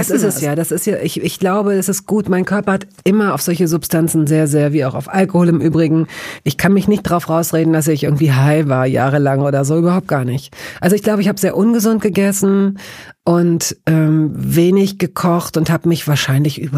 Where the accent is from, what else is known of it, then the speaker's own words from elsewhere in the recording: Hanover, Lower Saxony, Germany; Ich weiß, es gab, ich komme aus Hannover, es gab da am Engelbostler Damm ein Bistro